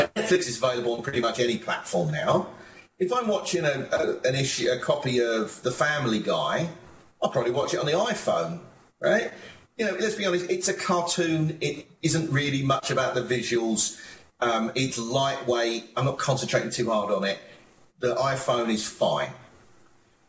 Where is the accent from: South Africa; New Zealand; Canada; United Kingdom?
United Kingdom; moved away as an adult; also born or lived in United States; as a Brit, when I first came to America